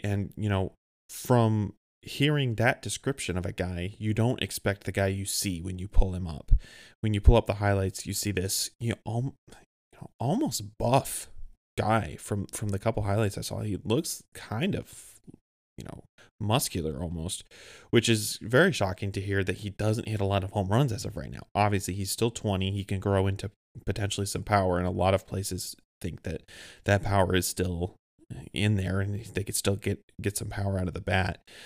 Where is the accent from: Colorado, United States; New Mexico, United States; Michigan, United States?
Michigan, United States; Grand Rapids; moved away as an adult; now in Fort Wayne, United States; I grew up in Old Grand Rapids, Michigan